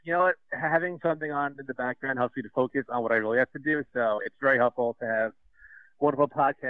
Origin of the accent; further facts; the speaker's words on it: Hicksville, New York, United States; I'm from Long Island, New York.